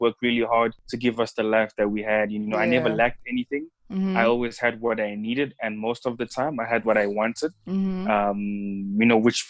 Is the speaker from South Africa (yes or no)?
yes; Johannesburg, Gauteng, South Africa; born and raised in Johannesburg, 1996, November 7th. Born of two kids. I think it's very unusual that I only have one sibling, because most Congolese families, you know, have big families.